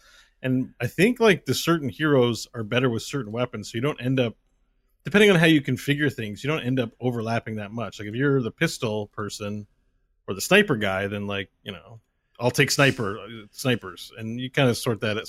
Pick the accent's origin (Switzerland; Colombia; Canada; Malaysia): Canada; I'm from Canada, so many farmers there, Scott.